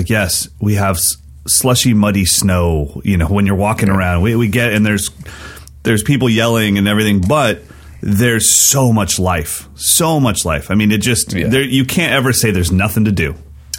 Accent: West Coast, United States; also born or lived in Sacramento, California; I'm a West Coast guy. So that's why I live where I live. You know, Sacramento is the nice in between. We're 2 hours from the mountains and we're 2 hours from San Francisco, but we're just kind of in the middle.

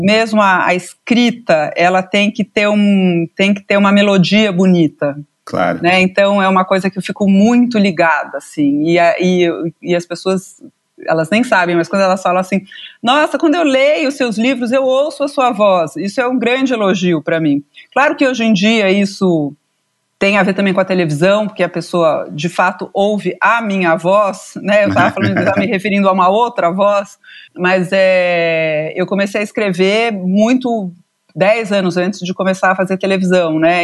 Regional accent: São Paulo, Brazil; Eu nasci aqui em São Paulo

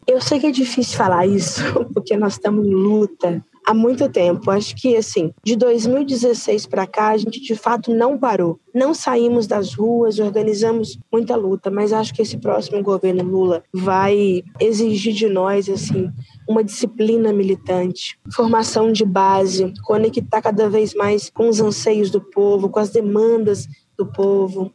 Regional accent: Uberlândia, Minas Gerais, Brazil; uma jovem mulher negra da quebrada do Grande São Jorge

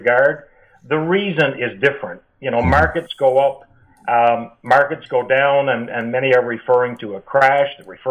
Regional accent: Newfoundland and Labrador, Canada; accent: East Coast twang; practiced in Newfoundland, which I don't know if you can pick up from my accent or not

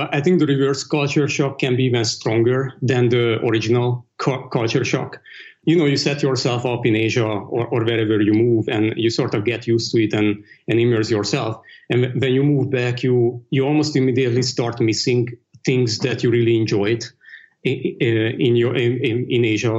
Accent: Dublin, County Dublin, Ireland; I grew up in Europe, so all that stuff was actually pretty new to me. when I grew up, it really wasn't as cosmopolitan. I think Dublin had maybe one Indonesian restaurant, maybe a couple of Chinese restaurants.

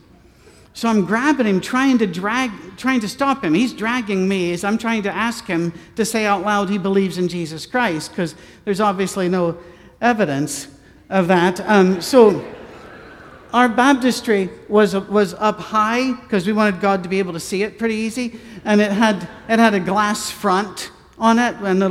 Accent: Scotland, United Kingdom; I'm a Scotsman.

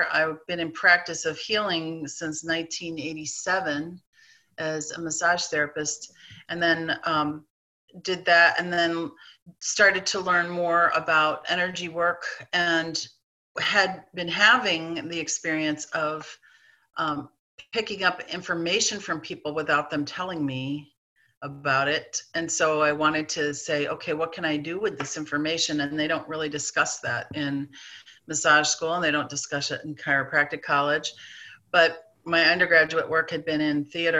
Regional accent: East Coast, United States; moved away as an adult; now in Iowa, United States; I grew up on the East Coast

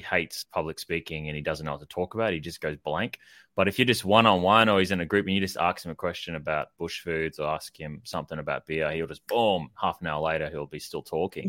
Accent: Queensland, Australia; moved away; I grew up in Queensland, uh, Maribyrnong

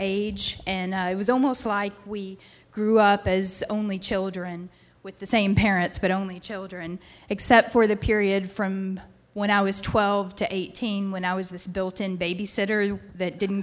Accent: Memphis, Tennessee, United States; moved away as an adult; now in Virginia, United States; I'm from Memphis originally

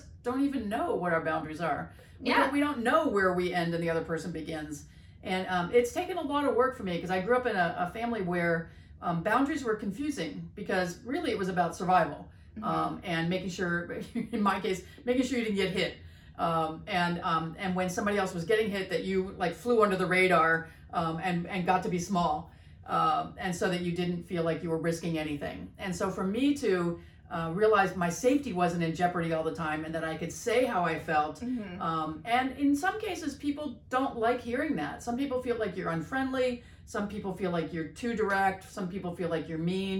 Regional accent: East Coast, United States; I'm from the East Coast

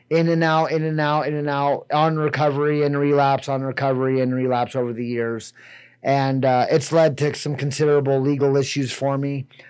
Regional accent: Riverton, Wyoming, United States; moved away as an adult; also born or lived in Corpus Christi, Texas; I was raised in Riverton, went to Riverton High School. When I turned 18, I moved away. Uh, I moved to Corpus Christi, Texas.

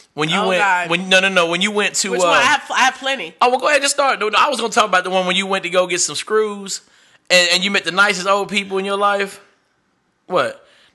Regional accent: Arkansas, United States; I was born and raised here in Arkansas

